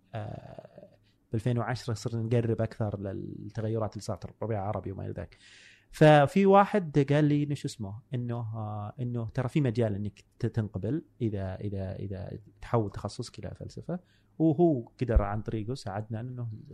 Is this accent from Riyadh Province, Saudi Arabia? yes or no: no; Buraidah, Al-Qassim, Saudi Arabia; moved away; also born or lived in Dhahran; جاي من بريده ما عمري طلعت الا الرياض